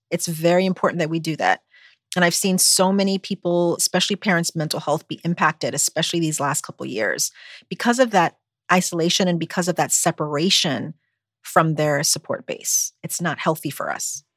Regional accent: U.S. Virgin Islands; moved away as an adult; also born or lived in Buffalo, New York; now in United States; growing up on St. Croix in the Virgin Islands

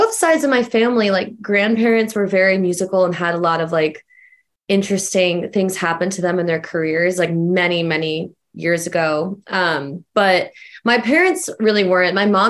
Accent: Stamford, Connecticut, United States; moved away as an adult; now in Charlotte, United States; I grew up in Stamford, Connecticut, and I live in Charlotte, North Carolina. I have for years now.

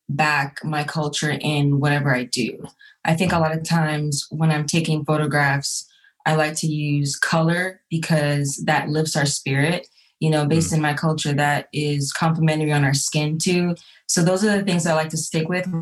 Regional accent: Jamaica; now in Atlanta, United States; I'm from Jamaica

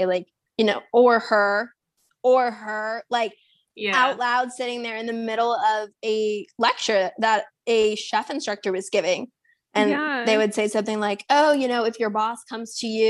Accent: San Antonio, Texas, United States; I'm from San Antonio

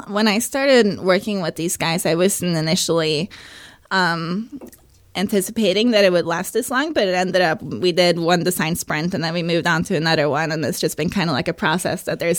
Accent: Oslo, Norway; moved away as an adult; also born or lived in San Francisco, United States; now in London, United Kingdom; I'm from Oslo, Norway.

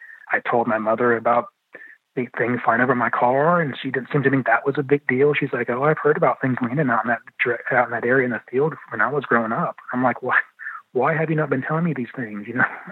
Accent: London, Ohio, United States; I was born in London, Ohio

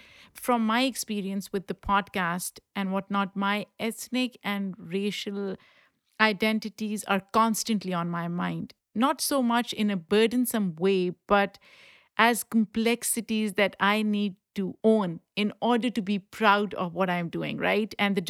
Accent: Pakistan; because I come from a culture of meat eaters, right? I grew up in Pakistan eating meat.

